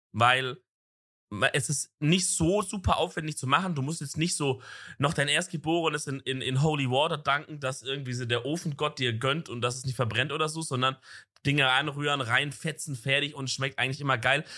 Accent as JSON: {"language": "German", "region": "Southern Germany", "country": "Germany", "tie": "born or raised there", "said": "wenn ich jetzt zum Beispiel im Süden wohne, so wo ich aufgewachsen bin"}